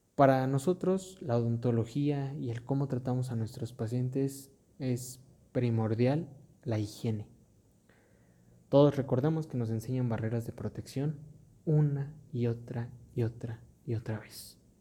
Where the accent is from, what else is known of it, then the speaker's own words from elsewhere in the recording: Mexico; en mi país, México